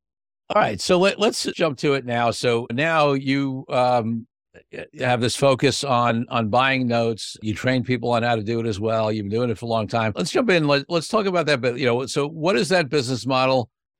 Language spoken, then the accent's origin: English; Brooklyn, New York, United States; But for me, of course, I grew up in Brooklyn, which is very different.